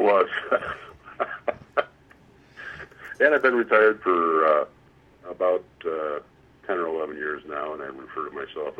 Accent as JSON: {"language": "English", "town": "Cleveland", "region": "Ohio", "country": "United States", "tie": "born or raised there", "said": "I grew up mostly in Cleveland, Ohio"}